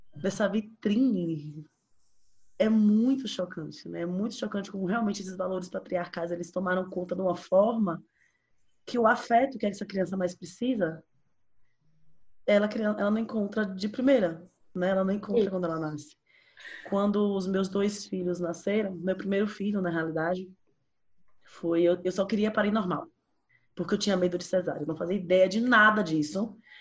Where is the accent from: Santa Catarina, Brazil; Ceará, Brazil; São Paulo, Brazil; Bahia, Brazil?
Bahia, Brazil; eu sou baiana